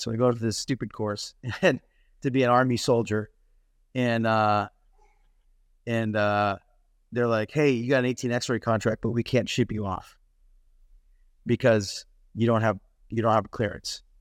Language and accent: English; Massachusetts, United States; moved away as an adult; also born or lived in North Carolina / Arizona; I grew up in Massachusetts, uh, born and raised.